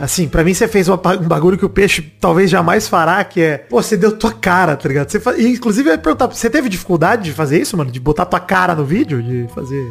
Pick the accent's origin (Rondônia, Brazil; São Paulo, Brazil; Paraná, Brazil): São Paulo, Brazil; Araraquara; moved away as an adult; Eu moro em Araraquara, interior de São Paulo. Nascido e criado na Morada do Sol, voltei para cá depois de adulto